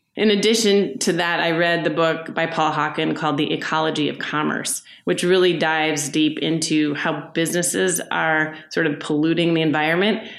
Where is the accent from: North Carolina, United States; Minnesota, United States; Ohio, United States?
Minnesota, United States; Minneapolis; I am from Minneapolis. I grew up here. I left for a while